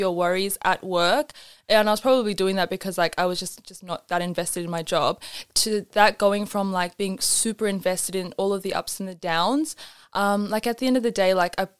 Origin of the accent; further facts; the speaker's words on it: Australia; growing up in Australia, we had a lot of access to traditional like South Asian clothing